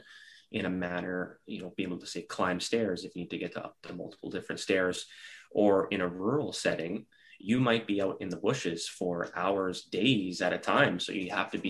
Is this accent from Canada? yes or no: yes; Regina, Saskatchewan, Canada; as a young kid, I grew up in Regina, Saskatchewan